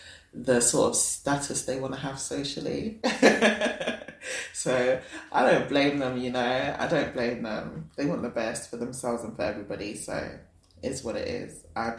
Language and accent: English; London, United Kingdom; I was born in London, born and raised in a London town. I am a South London babe. I love South London. And yeah, I am of African heritage. I'm Nigerian.